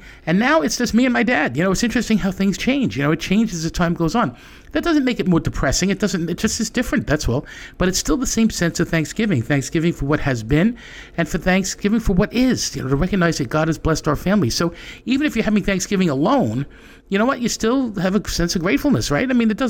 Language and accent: English; New York City, New York, United States; moved away; also born or lived in Long Island, New York; I came from Astoria, two-family house, grandparents upstairs.